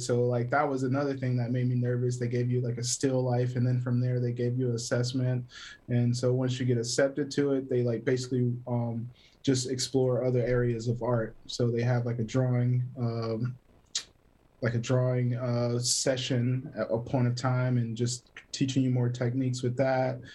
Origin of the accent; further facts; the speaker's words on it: Greer, South Carolina, United States; also born or lived in Taylors, South Carolina; originally born and raised in South Carolina. Um, Greer, Greer to be exact, like Taylor's area